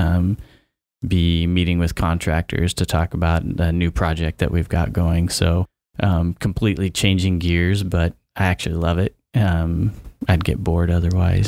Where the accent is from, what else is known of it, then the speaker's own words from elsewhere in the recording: Vale, Oregon, United States; also born or lived in Polk County, Oregon; I grew up in Oregon, so I've never lived outside of Oregon. However, where I grew up, I was on the Idaho border